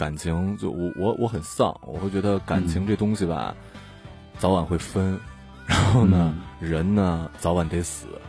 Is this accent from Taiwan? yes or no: no; Northeast China, China; moved away as an adult; also born or lived in Sichuan / Beijing / Changchun; now in Shanghai, China; 我作为一个东北人，我们那儿真的没有蟑螂。然后我去我的大我大学在四川读的